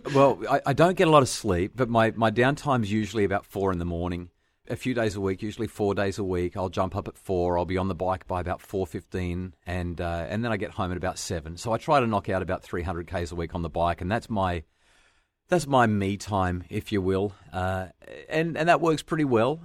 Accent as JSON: {"language": "English", "region": "New South Wales Central Coast", "country": "Australia", "tie": "born or raised there", "said": "I grew up on the New South Wales Central Coast"}